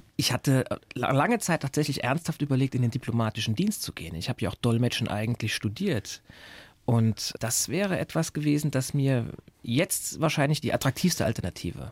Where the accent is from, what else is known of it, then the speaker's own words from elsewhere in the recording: Saarbrücken, Saarland, Germany; moved away; ich komme ja ursprünglich aus Saarbrücken